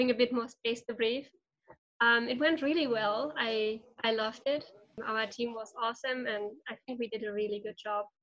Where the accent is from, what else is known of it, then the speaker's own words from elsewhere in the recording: Germany; moved away as an adult; now in Chile; I'm also from Germany. I'm currently in Chile